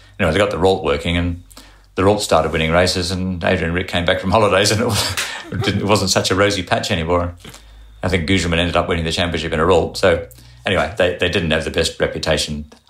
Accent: Australia; But being from Australia, I submitted a resume.

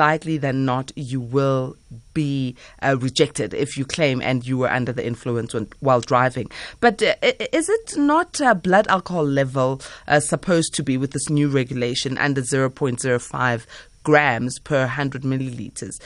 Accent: South Africa; as a South African

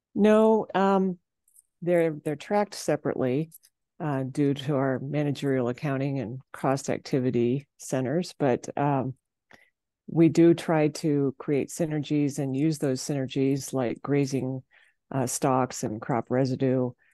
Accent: Kimball, South Dakota, United States; I'm from Kimball, South Dakota

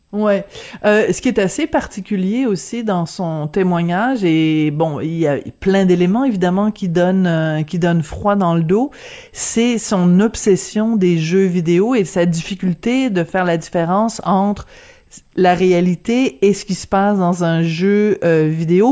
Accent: France; accent: French (from France); moved away; avec mon petit accent français

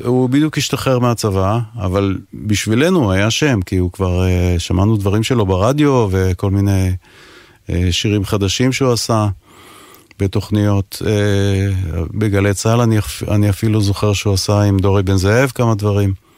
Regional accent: Ashdod, Southern District, Israel; moved away as an adult; also born or lived in England; אני גדלתי באשדוד, מגיל 10 עד 18 אה, בערך

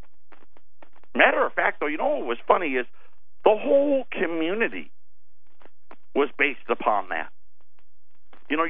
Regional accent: Jamesville, United States; when I was growing up in Jamesville

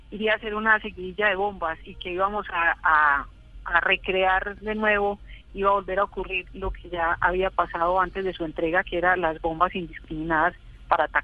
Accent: Colombia; Esos dos hechos sumados al horror eh, que, sufríamos como colombianos, pues a mí me llenó de, mucho dolor y de mucha rabia

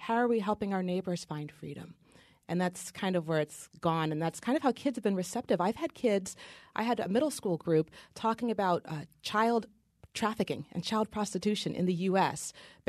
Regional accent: Oregon, United States; My father, I'm from Oregon, and my father used to always take me cross-country skiing in the mountains.

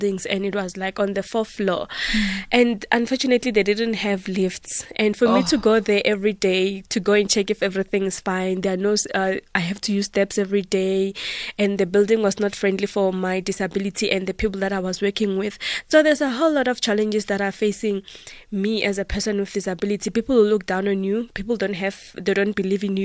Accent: South Africa; I am a South African

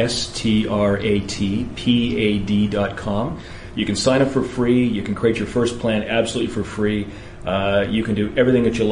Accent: United Kingdom; moved away; I'm actually from Britain originally

